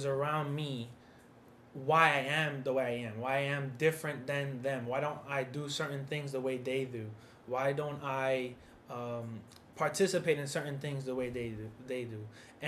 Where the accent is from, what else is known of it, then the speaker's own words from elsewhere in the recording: New York City, New York, United States; I'm from New York City.